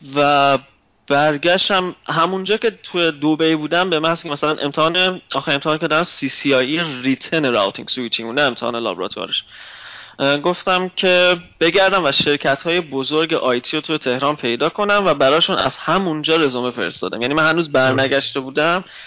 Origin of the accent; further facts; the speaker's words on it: Mashhad, Razavi Khorasan, Iran; moved away as an adult; also born or lived in Tehran; now in Germany; اهل مشهدم